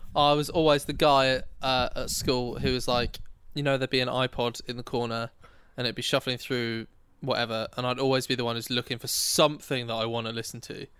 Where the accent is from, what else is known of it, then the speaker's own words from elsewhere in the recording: Oxfordshire, South East England, United Kingdom; I'm from Oxfordshire